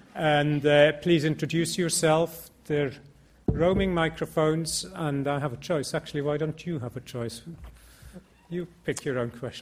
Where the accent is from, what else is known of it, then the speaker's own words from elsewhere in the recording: Norway; moved away as an adult; I'm from Norway.